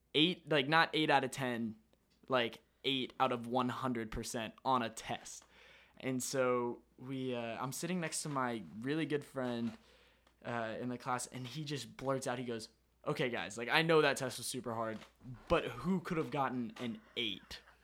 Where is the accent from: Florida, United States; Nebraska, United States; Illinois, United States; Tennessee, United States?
Florida, United States; I'm from Florida